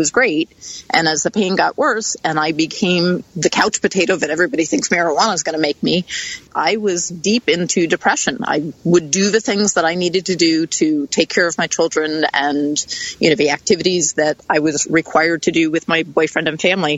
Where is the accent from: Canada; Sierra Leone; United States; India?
United States; East Coast; I grew up on the East Coast.